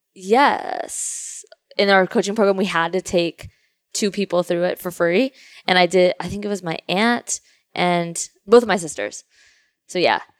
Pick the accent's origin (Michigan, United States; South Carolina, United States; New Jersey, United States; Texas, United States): Texas, United States; Houston; also born or lived in Louisiana; I grew up in Kingwood, Texas, Houston